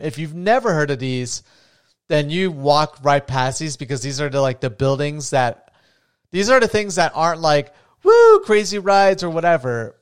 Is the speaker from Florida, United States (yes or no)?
yes; Florida, United States; moved away; I'm from Florida originally